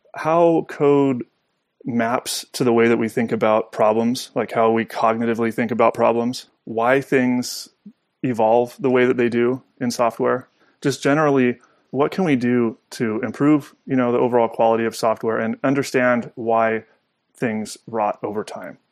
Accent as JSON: {"language": "English", "region": "Southern California", "country": "United States", "tie": "born or raised there", "said": "I grew up in Southern California"}